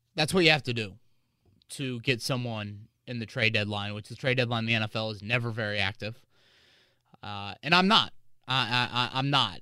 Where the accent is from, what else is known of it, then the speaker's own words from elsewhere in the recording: Carmel, Indiana, United States; I grew up in Carmel, went to Carmel Public School